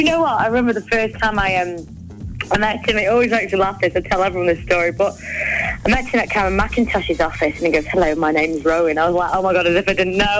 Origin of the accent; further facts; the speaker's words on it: Blackpool, North West England, United Kingdom; moved away as an adult; now in London, United Kingdom; born and bred in Blackpool.